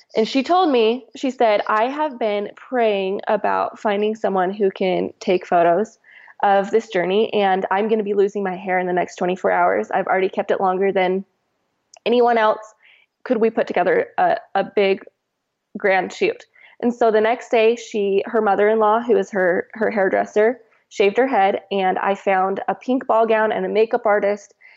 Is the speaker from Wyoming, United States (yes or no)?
no; Washington, United States; moved away as an adult; now in Utah, United States; I'm from Washington